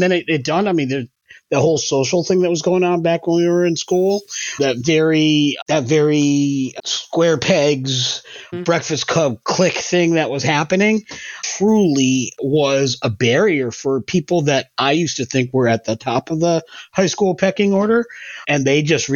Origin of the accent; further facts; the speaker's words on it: Connecticut, United States; moved away as an adult; also born or lived in Maine; I moved away to Maine from Connecticut, where I live now